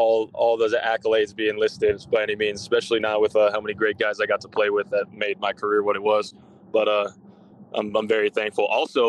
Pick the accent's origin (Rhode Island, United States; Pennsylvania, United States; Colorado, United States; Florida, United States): Colorado, United States; Boulder; moved away as an adult; also born or lived in Nebraska; So, I was born and raised in Boulder. I grew up going to Buffs camps.